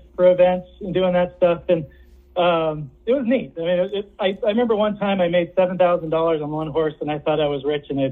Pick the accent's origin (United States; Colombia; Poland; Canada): United States; San Francisco Bay Area, California; I grew up in the San Francisco Bay Area